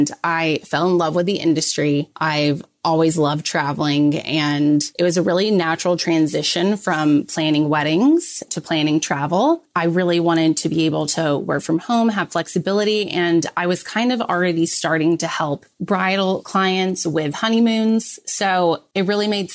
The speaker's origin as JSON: {"language": "English", "region": "Texas", "country": "United States", "said": "Texas, which is my home state."}